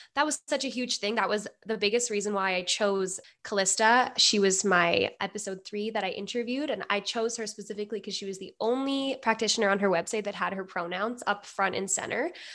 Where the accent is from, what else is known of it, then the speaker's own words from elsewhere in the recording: Edmonton, Alberta, Canada; I'm from Edmonton, Alberta.